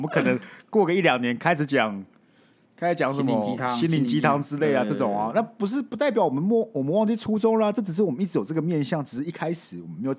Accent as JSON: {"language": "Chinese", "region": "Kaohsiung", "country": "Taiwan", "said": "我觉得现在还好哎，因为我们是高雄人"}